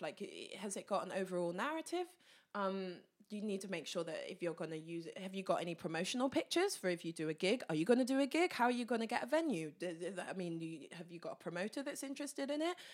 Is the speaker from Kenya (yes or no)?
no; Luton, East of England, United Kingdom; my hometown, Luton